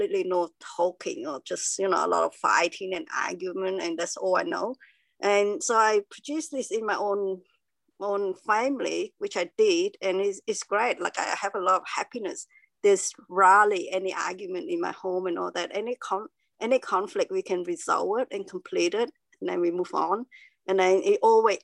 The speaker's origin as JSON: {"language": "English", "country": "Cambodia", "tie": "born or raised there", "moved": "yes", "lives_now": "Melbourne, Australia", "said": "I was born in Cambodia, and there's war"}